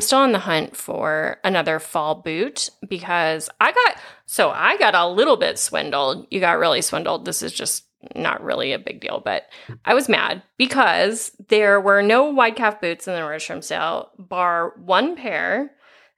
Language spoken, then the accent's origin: English; Iowa, United States; I am from Iowa